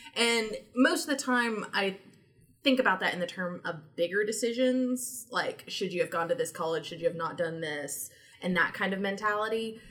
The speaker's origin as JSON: {"language": "English", "region": "Tennessee", "country": "United States", "tie": "born or raised there", "also_born_or_lived": "Georgia", "moved": "as an adult", "said": "growing up in Tennessee"}